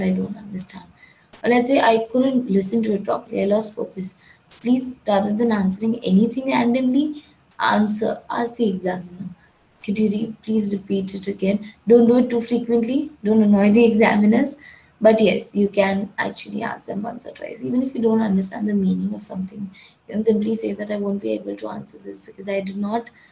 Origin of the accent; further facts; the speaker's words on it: Gujarat, India; I'm from India, I belong to Gujarat.